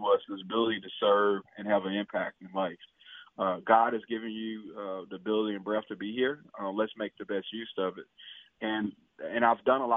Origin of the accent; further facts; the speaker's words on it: Hazlehurst, Mississippi, United States; I was born and raised. I'm from Hazlehurst, Mississippi